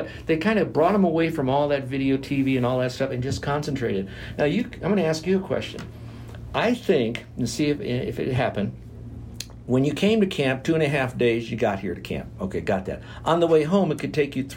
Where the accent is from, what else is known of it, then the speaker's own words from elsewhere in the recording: Florida, United States; since I'm from Florida